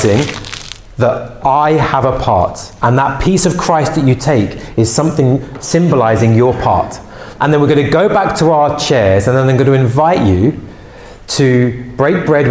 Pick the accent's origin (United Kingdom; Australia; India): United Kingdom; England